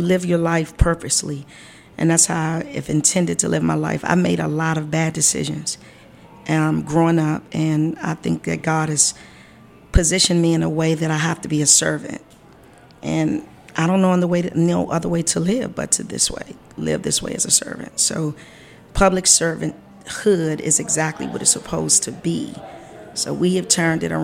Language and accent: English; Washington, District of Columbia, United States; I grew up in Ward 1, not far from here